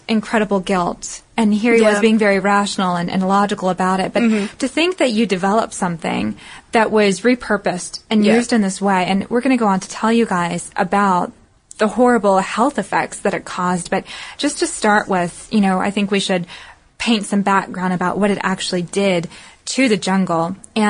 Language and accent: English; the South, United States; accent: southern; My southern accent gets in my way sometimes, internet.